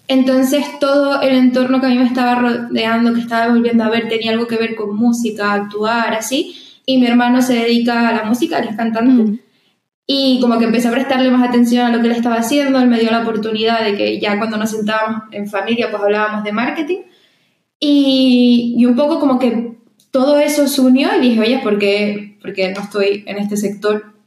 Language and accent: Spanish; Canary Islands, Spain; also born or lived in Madrid; soy de, de Canarias